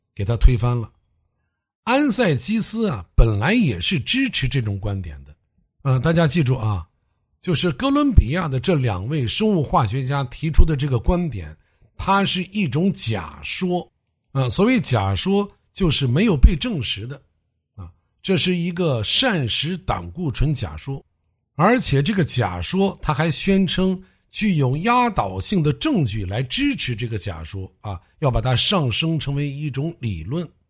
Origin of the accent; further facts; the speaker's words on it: China; 我们中国人